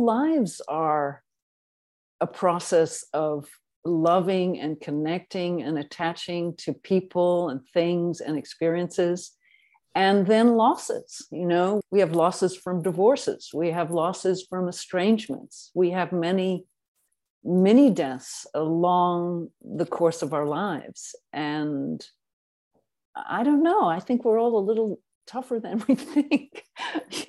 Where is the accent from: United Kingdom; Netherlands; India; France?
United Kingdom; England; also born or lived in South Africa; I was born in South Africa and raised in England